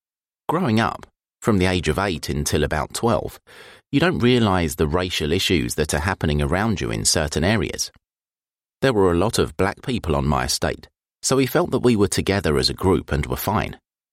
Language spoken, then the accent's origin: English; Elephant and Castle, London, United Kingdom; I'm originally from Elephant and Castle. I'm from the Aylesbury estate. It's massive, one of the biggest estates in Europe.